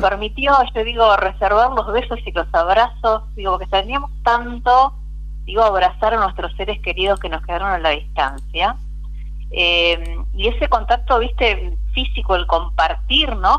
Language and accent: Spanish; Argentina; nací, crecí en Vigán, un pueblo netamente cooperativo